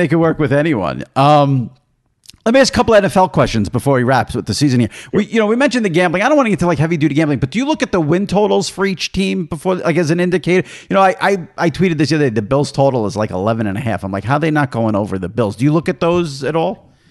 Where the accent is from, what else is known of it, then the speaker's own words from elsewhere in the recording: New York, United States; as a New Yorker